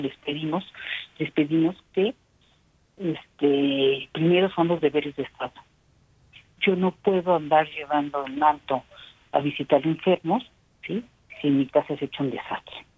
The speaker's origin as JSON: {"language": "Spanish", "country": "Mexico", "said": "como mexicanos"}